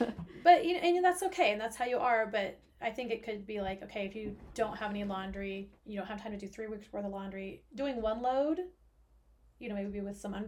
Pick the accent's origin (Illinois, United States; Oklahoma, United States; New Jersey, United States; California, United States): Oklahoma, United States; I grew up in Oklahoma